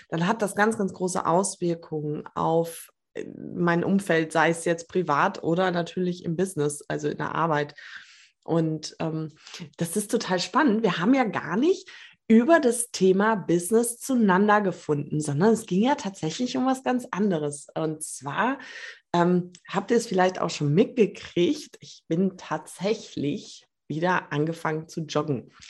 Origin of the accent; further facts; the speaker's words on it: Potsdam, Brandenburg, Germany; now in Berlin, Germany; Vielen Dank für die Einladung, heute hier dabei zu sein. Ähm, ich bin gebürtig aus Potsdam, war 20 Jahre weg und bin dann nach Berlin zurückgekehrt